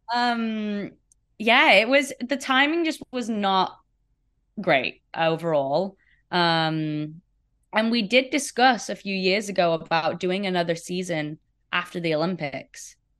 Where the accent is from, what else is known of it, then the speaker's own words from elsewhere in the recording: Sheffield, Yorkshire and the Humber, United Kingdom; Sheffield, my hometown in the U K